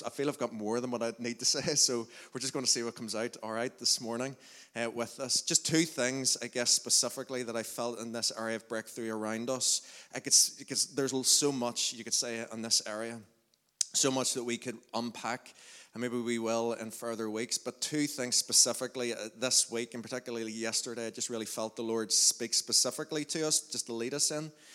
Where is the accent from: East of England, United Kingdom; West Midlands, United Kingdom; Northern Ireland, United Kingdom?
Northern Ireland, United Kingdom; Lurgan; we're all from Lurgan